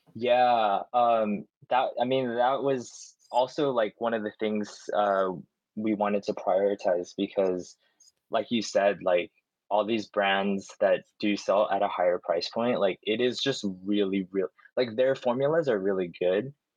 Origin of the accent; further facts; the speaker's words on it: United States; growing up in America